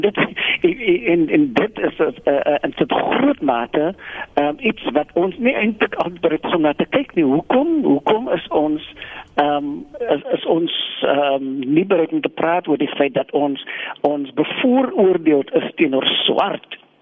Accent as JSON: {"language": "Afrikaans", "country": "South Africa", "said": "as Suid-Afrikaners"}